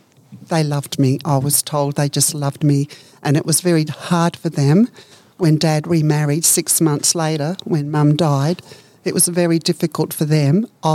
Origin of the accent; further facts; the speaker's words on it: Netherlands; I was born in Holland.